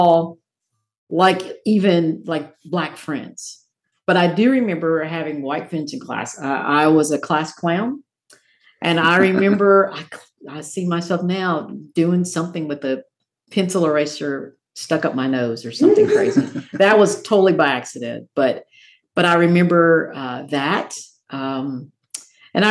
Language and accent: English; Morristown, Tennessee, United States; I grew up in Morristown, Tennessee, about an hour away